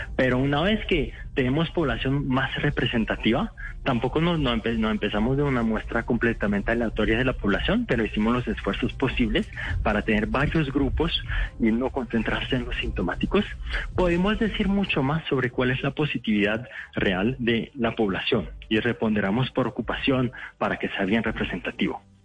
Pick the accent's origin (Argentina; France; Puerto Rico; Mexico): France; moved away as an adult; also born or lived in Morocco; now in Bogotá, Colombia; nací en Francia, mis papás son de Marruecos, pero ya llevo 6, 7 años en Colombia